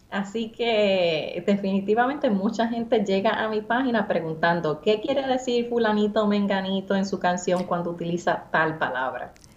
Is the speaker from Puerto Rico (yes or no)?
yes; San Sebastián, Puerto Rico; accent: Puerto Rican; yo hablo como una boricua de 31 años que nació y se crió en San Sebastián